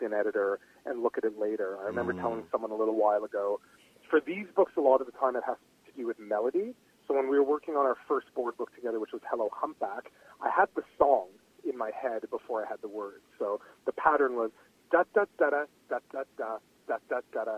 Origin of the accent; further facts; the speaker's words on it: Toronto, Ontario, Canada; moved away; also born or lived in West Coast; I was born in Toronto in the big city